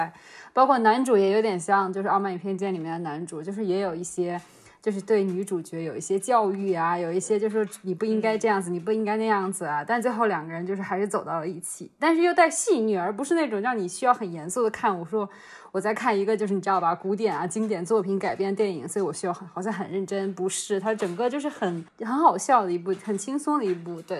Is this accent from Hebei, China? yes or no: yes; Huailai, Hebei, China; 原来我老家还有这样子的葡萄酒圣地。